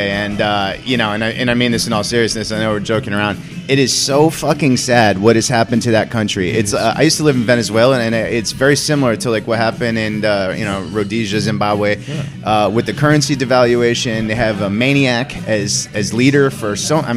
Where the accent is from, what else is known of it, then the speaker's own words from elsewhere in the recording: United States; as a young Italian kid growing up in the New York area